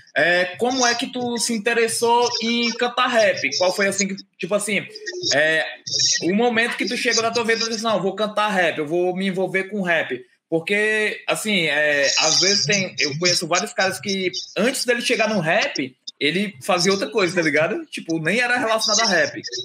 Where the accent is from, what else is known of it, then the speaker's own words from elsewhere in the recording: Fortaleza, Ceará, Brazil; eu também sou daqui de Fortaleza, a gente é de Fortaleza